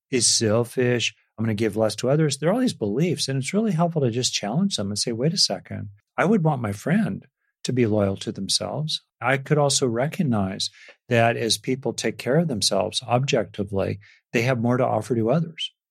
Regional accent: United States; I grew up in America in, in the sixties and seventies

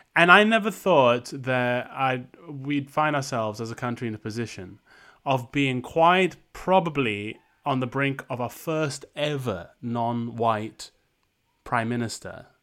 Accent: Malaysia; moved away; growing up in Malaysia, growing up in the developing world

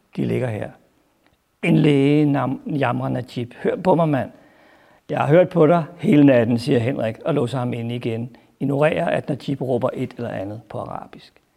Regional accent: Albertslund, Capital Region of Denmark, Denmark; Jeg voksede op i Abbaslund, tæt på Fridsøs Lilles fængsel

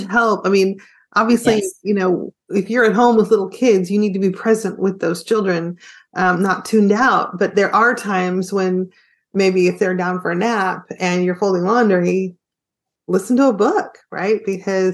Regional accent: the South, United States; as a Southerner

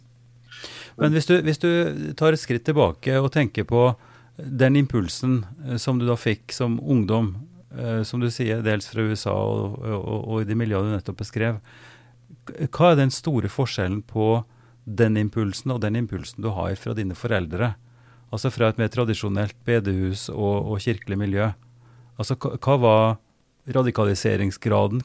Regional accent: Oppdal, Trøndelag, Norway; fra Oppdal, og der jeg vokste opp

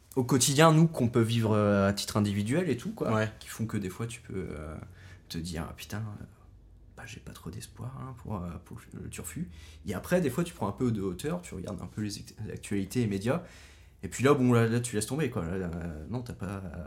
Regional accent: France; also born or lived in Pont-la-Huée (birthplace, as transcribed); j'ai grandi à Plumeur

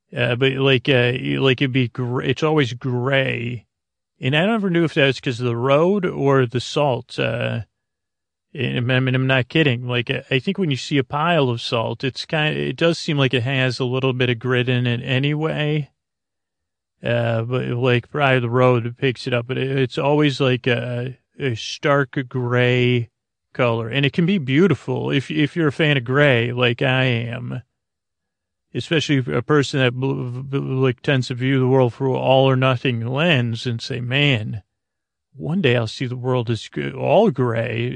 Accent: Syracuse, New York, United States; moved away; the three one five, uh, area code where I grew up in Syracuse, New York.

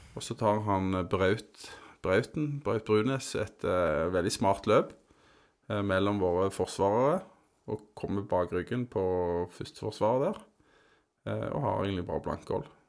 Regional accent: Tananger, Rogaland, Norway; Jeg vokste opp på Tananger

